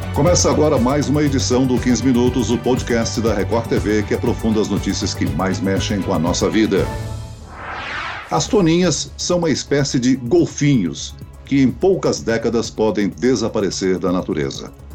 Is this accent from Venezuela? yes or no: no; Santa Catarina, Brazil; eu sou catarinense e lá no sul do Brasil